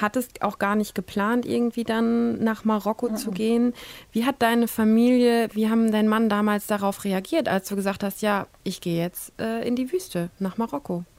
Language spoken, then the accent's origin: German; Germany; bei uns in Deutschland